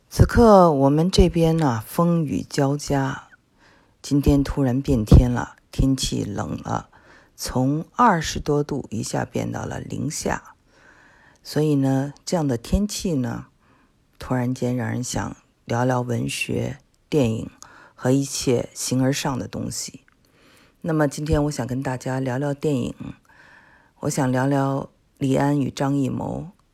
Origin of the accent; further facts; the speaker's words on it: Xi'an, Shaanxi, China; 我们都是西安出生啊